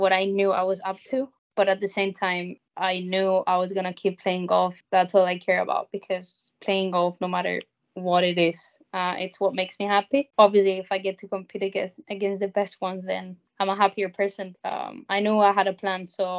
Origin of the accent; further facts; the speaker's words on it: Spain; moved away as an adult; also born or lived in South Carolina, United States; my hometown with my family